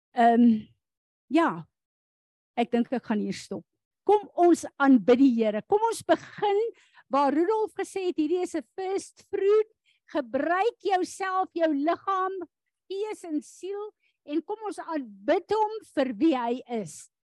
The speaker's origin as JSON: {"language": "Afrikaans", "country": "South Africa", "said": "as 'n Suid-Afrikaner"}